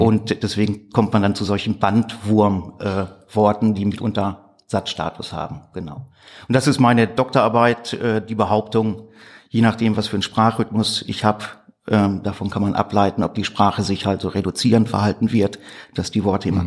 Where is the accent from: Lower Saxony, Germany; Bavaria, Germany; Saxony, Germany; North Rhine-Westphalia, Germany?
North Rhine-Westphalia, Germany; Gladbeck; also born or lived in Gelsenkirchen; Ich äh, komme aus Gladbeck in Westfalen. Da bin ich 1977 geboren worden.